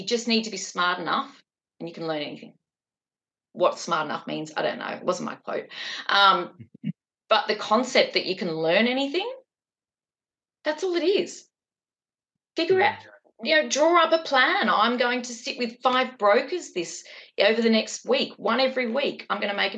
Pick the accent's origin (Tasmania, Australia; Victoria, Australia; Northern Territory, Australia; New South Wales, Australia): New South Wales, Australia; Newcastle